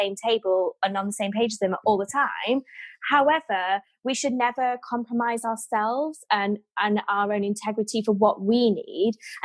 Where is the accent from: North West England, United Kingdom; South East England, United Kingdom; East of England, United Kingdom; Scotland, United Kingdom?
North West England, United Kingdom; Manchester; moved away as an adult; now in London, United Kingdom; I'm Mancunian, very down to earth